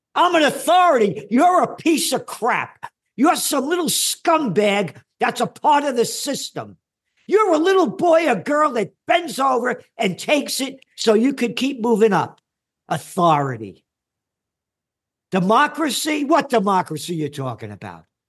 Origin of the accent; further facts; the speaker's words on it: United States; I'm an American